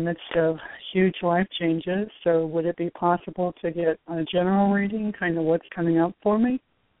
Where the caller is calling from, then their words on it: Florida, United States; I'm calling from Florida.